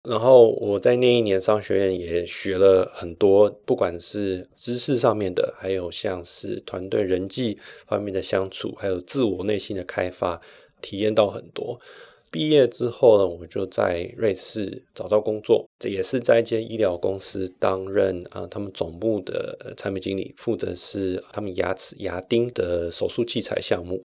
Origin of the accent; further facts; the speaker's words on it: Taiwan; moved away as an adult; also born or lived in United States / Sydney, Australia; now in Switzerland; 我一回到台湾，小一、小二就开始碰到老师会打手心